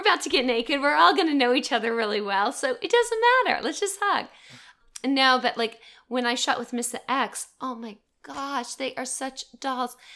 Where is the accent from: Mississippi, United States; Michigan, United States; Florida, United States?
Florida, United States; Gainesville; now in Atlanta, United States; Originally from Gainesville, Florida.